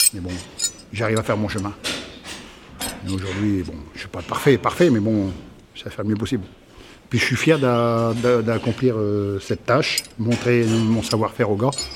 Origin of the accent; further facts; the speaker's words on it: Somme, Hauts-de-France, France; moved away as an adult; Je repartirai chez moi dans la Somme.